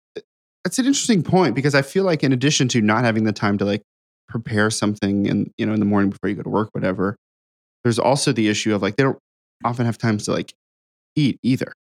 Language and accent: English; Ohio, United States; now in Nashville, United States; I grew up in Ohio.